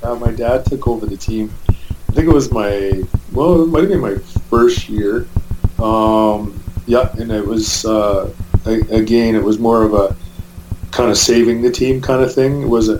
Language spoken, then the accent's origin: English; Merritt, British Columbia, Canada; my hometown is Merritt, and that's the town of about 8,000 people where I grew up. And I grew up just down the street